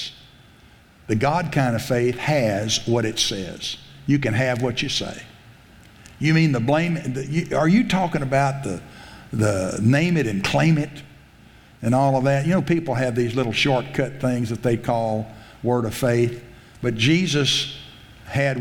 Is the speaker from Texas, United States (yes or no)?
yes; South Texas, United States; I grew up in South Texas